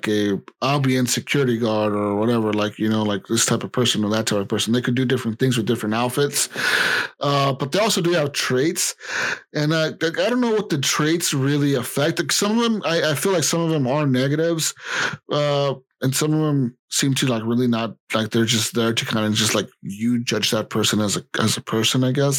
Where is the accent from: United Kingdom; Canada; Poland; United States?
United States; we're American.